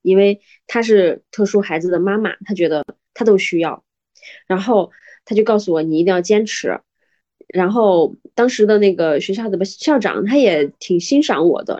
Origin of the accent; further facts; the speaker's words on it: northern China, China; now in Xi'an, China; 因为我是北方人嘛，我就特别想去南方